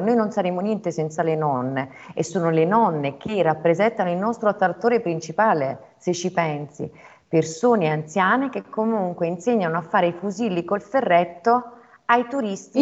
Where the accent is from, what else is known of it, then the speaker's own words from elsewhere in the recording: Southern Italy, Italy; moved away as an adult; la realizzazione che spesso nel sud si vede nella famiglia, io l'ho trovata nel mio lavoro, nel dimostrare che comunque era possibile tornare a casa e lavorare